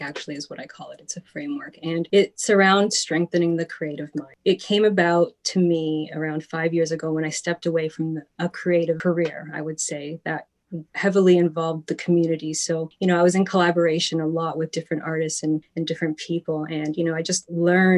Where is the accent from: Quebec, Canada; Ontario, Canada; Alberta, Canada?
Ontario, Canada; Toronto; also born or lived in Vaughan; I am from Toronto originally, raised in the Lakeshore area